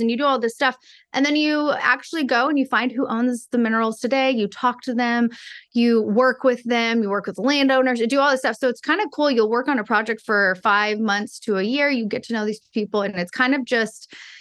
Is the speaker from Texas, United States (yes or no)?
yes; Texas, United States; I'm from Texas